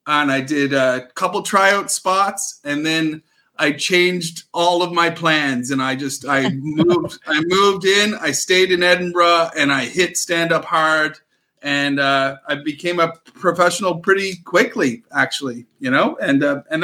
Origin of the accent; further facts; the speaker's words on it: Nova Scotia, Canada; moved away; also born or lived in Great Britain; I am from Eastern Canada, a little place called Nova Scotia